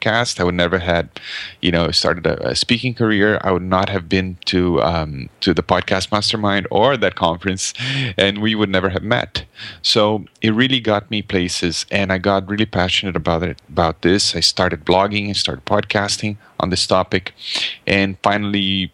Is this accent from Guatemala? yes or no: no; Brazil; English is a second language; moved away as an adult; now in Canada; So I live in Canada, but I grew up in Brazil, actually. So I'm speaking a foreign language right now